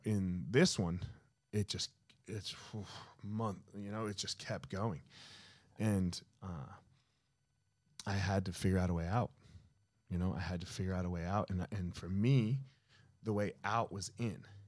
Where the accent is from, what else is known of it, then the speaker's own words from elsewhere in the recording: New Jersey, United States; I grew up in Jersey.